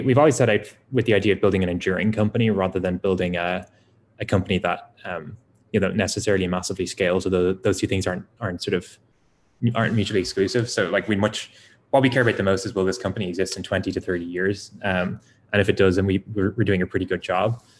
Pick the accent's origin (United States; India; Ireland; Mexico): Ireland; as an Irish person